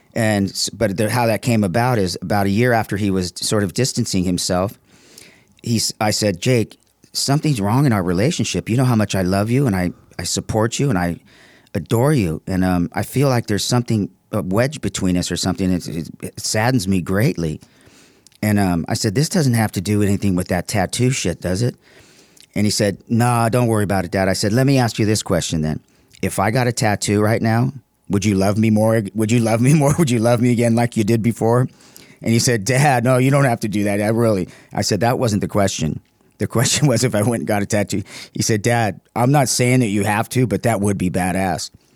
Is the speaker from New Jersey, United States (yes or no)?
no; San Marino, California, United States; now in Palm Desert, United States; From, uh, San Marino